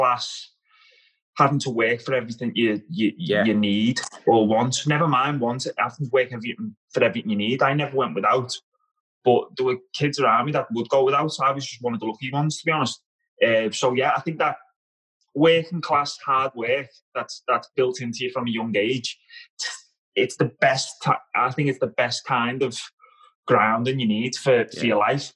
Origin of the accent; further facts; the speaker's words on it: Liverpool, North West England, United Kingdom; accent: Scouse; moved away as an adult; also born or lived in Scotland; I grew up in Highton, yeah, in Liverpool, which is quite a rough area